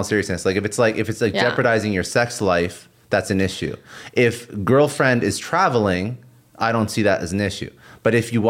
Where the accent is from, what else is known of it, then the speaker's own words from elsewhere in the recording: Toronto, Ontario, Canada; No, I'm from Toronto.